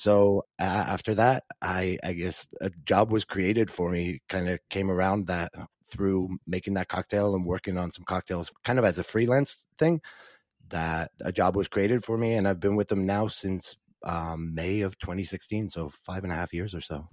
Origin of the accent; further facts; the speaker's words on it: Dublin, Leinster, Ireland; moved away as an adult; also born or lived in New Zealand; now in Dallas, United States; I grew up in Dublin, Ireland